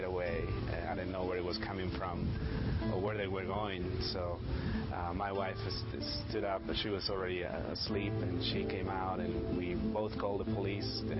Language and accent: English; Mexico; moved away as an adult; I grew up in Mexico.